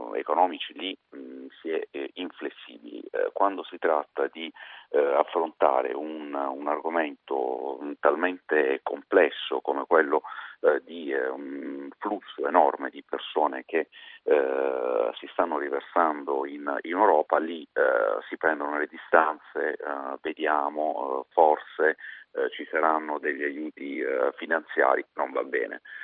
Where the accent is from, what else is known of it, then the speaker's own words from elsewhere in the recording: Apulia, Italy; da pugliese